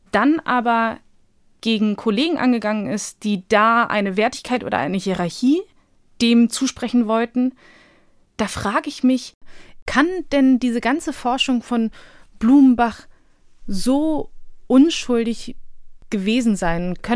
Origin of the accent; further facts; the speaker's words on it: Bosnia & Herzegovina; moved away; also wir sind aus Bosnien geflohen damals und ich glaube, das kam halt irgendwie nie auf den Tisch, das war nie Thema.